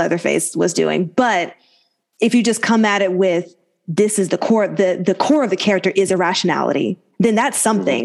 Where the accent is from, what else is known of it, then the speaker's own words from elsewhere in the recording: Alabama, United States; moved away; growing up in the South, Terrence and I in Alabama